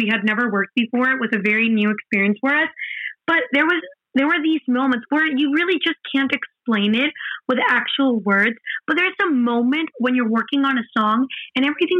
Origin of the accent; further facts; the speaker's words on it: Mexico; English is a second language; we're from Mexico, right? And we live in Mexico. We went 3 months to New Jersey. That has been our longest time away from home.